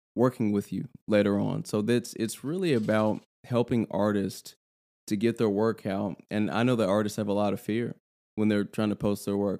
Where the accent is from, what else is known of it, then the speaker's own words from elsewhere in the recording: Louisville, Kentucky, United States; I'm from Louisville